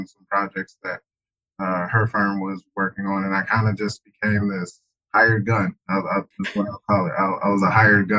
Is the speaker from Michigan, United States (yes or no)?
yes; Pontiac, Michigan, United States; I'm from Pontiac, Michigan